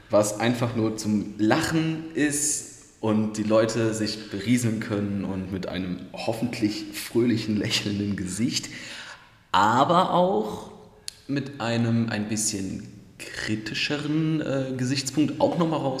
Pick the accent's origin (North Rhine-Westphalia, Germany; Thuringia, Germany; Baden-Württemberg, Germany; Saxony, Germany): North Rhine-Westphalia, Germany; Krefeld; also born or lived in Düsseldorf; Also in Düsseldorf geboren, in Krefeld aufgewachsen und genau.